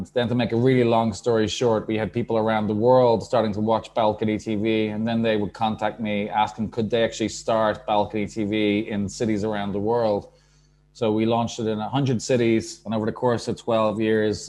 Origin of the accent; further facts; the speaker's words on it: Dublin, Leinster, Ireland; now in Portugal; my background is I'm from Dublin, Ireland